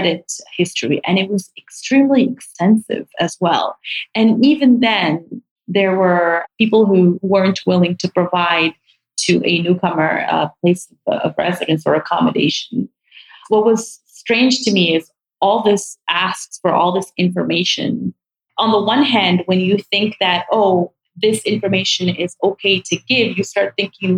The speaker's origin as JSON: {"language": "English", "country": "Morocco", "moved": "as an adult", "lives_now": "Canada", "said": "I immigrated myself from Morocco to Canada"}